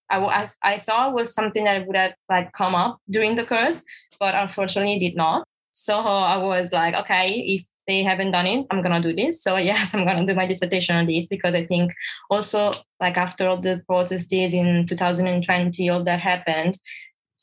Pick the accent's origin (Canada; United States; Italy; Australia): Italy; moved away as an adult; now in London, United Kingdom; I was born in Italy, you know, in Italy, fashion, it's a really big thing and everyone is so focused on fashion. So yeah, I think I grew up like surrounded by this environment